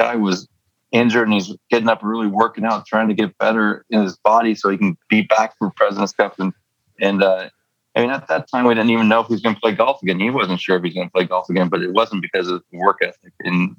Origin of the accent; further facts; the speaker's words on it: San Diego, California, United States; moved away; also born or lived in Las Vegas; my adopted hometown of Las Vegas and my hometown of San Diego